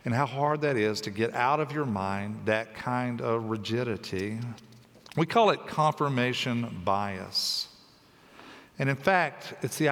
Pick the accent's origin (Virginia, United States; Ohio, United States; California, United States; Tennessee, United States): Tennessee, United States; I grew up in Tennessee